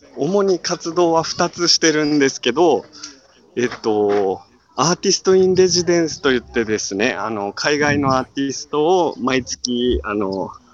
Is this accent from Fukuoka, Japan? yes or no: yes; Itoshima, Fukuoka, Japan; もうずっと自分の地元なんで